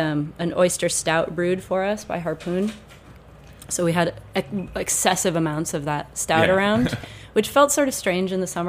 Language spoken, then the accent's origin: English; New England, United States; But you know, I'm from New England, so some of the traditions that we find we have, which we think are so interesting and new, are really just like Scottish or British traditions.